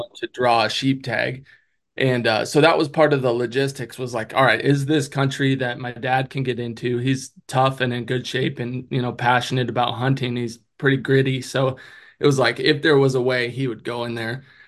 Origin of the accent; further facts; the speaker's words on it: Oregon, United States; moved away; also born or lived in Colorado; I'm from Oregon